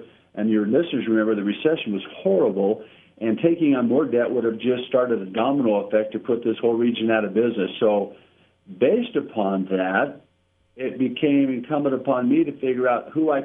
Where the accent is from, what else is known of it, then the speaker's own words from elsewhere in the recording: North Las Vegas, Nevada, United States; I'd grown up in North Las Vegas